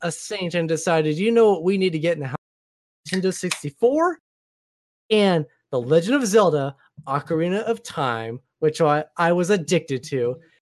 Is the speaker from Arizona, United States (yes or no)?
no; Oregon, United States; now in Washington State, United States; I was born and raised in Oregon, living in Washington State now, Columbia River splits the two states.